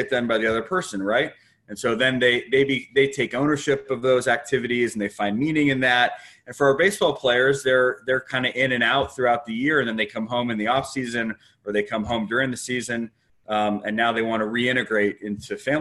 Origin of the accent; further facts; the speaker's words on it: Los Angeles, California, United States; moved away as an adult; I'm from San Fernando Valley originally, but I haven't lived there for probably close to 20 years now. Since I moved away to college